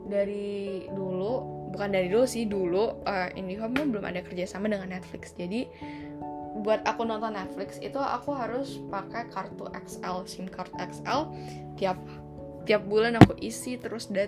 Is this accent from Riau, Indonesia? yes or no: yes; Riau, Indonesia; now in BSD, Indonesia; sebelum aku pindah ke BSD aku dari Riau aku ke BSD 2010